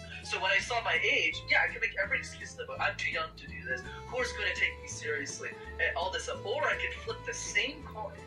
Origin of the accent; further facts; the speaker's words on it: Canada; first language French; English is a second language; I'm Canadian